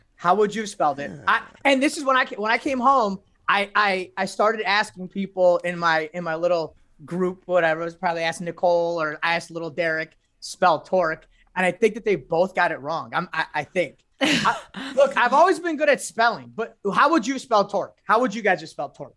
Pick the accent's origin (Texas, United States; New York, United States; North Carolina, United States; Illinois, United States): Illinois, United States; Chicago; I'm from the North Side.